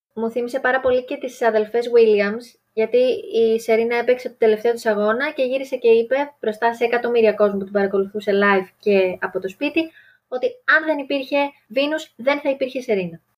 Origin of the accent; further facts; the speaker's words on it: Greece; να είμαστε Έλληνες